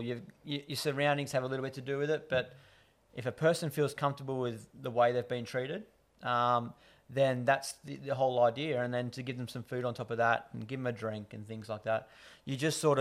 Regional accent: Hawkesbury, New South Wales, Australia; also born or lived in London; sort of grown up in a Hawkesbury family, born and bred in the Hawkesbury area

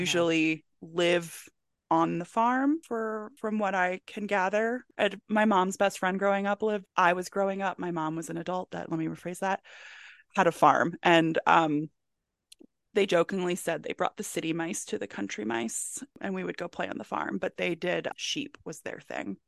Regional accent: Howard County, Maryland, United States; where I grew up in Howard County, Maryland

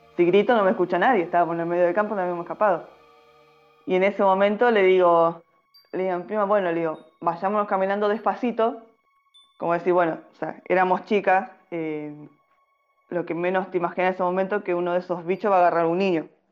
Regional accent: Salta, Argentina; now in Buenos Aires Province, Argentina; soy salteña, ya varios mm. años dando vuelta por Argentina. Eh, actualmente vivo en un pueblo en el interior de Buenos Aires

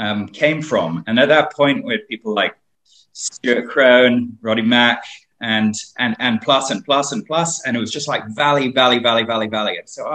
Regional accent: Hong Kong; I was born in Hong Kong

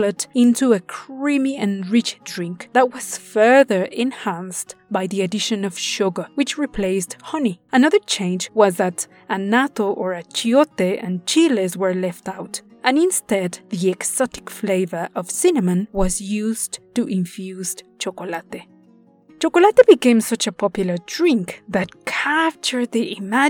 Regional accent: Puebla, Mexico; The city of Puebla, my hometown

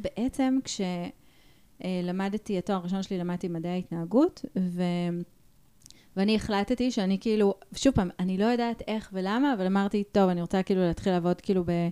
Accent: Ra'anana, Central District, Israel; אני כאילו גדלתי ברעננה

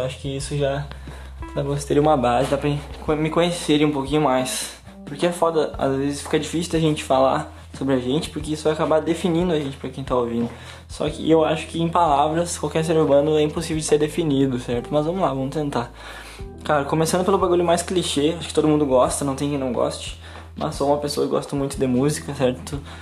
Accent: São Gabriel, Rio Grande do Sul, Brazil; now in Santa Maria, Brazil; eu moro em Santa Maria atualmente, mas fui nascido e criado em São Gabriel

